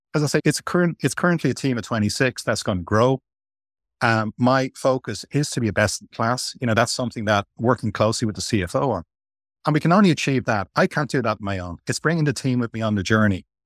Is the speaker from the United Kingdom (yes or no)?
no; Ireland; now in Qatar; I'm Irish.